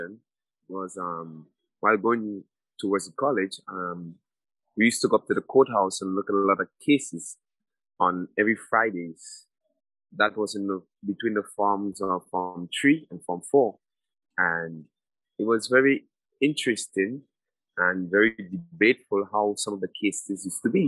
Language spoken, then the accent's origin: English; Willis, Saint George, Grenada; I'm from a place called Willis. It's located at the parish of St. George's